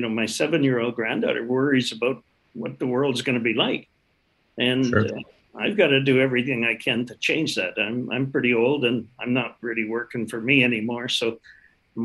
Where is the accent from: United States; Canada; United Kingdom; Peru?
Canada; We're proudly Canadian